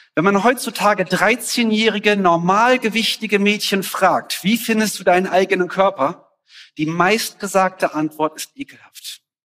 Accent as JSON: {"language": "German", "country": "Germany", "also_born_or_lived": "Mexico", "said": "ich als Deutscher"}